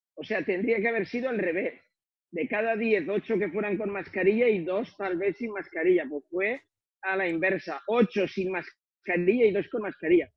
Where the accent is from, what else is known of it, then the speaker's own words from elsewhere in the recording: Figueroles, Valencian Community, Spain; de Figueroles, de mi pueblo, donde yo soy originario